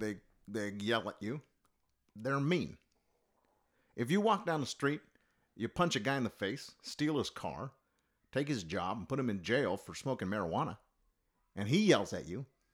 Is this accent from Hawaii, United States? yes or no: yes; Hawaii, United States; I'm a dude from Hawaii who had a cup of coffee in the Senate and became president.